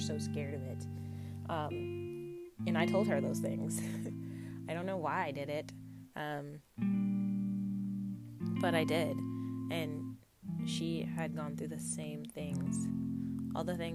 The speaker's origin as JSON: {"language": "English", "country": "United States", "tie": "born or raised there", "said": "I grew up in the States."}